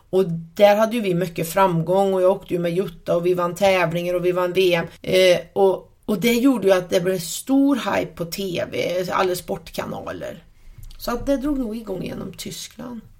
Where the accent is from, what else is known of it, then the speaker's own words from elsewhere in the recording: Värmlandsnäs, Värmland, Sweden; jag växte upp här ute på Värmlandsnäs på en bondgård.